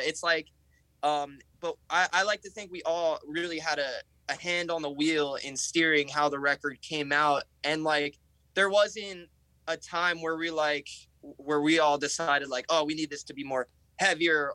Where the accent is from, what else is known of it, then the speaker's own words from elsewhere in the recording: New Jersey, United States; We're from New Jersey